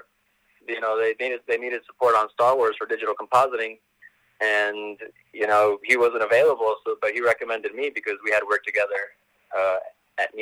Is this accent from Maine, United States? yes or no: no; Los Angeles, California, United States; also born or lived in Pacoima; I grew up on Laurel Canyon and Van Nuys